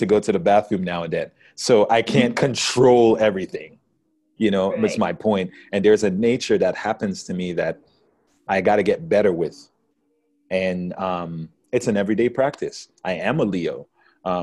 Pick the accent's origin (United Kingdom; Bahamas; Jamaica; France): Jamaica; now in United States; I come from Jamaica.